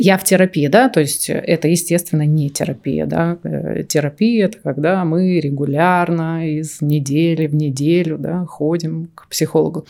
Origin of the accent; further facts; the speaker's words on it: Omsk, Omsk Oblast, Russia; Я из Сибири, из Омска.